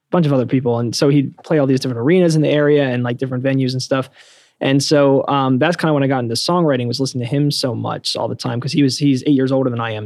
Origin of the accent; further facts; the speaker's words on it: Bucks County, Pennsylvania, United States; moved away as an adult; also born or lived in Los Angeles; now in New York City, United States; I grew up in uh, Bucks County, Pennsylvania, so a suburb of Philadelphia, so not too far away.